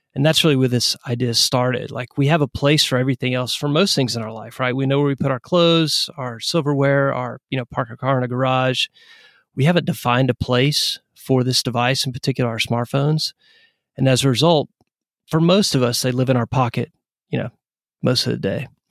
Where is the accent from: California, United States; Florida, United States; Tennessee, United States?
Tennessee, United States; East; moved away as an adult; also born or lived in Atlanta, Georgia; now in Knoxville, United States; I'm originally from Tennessee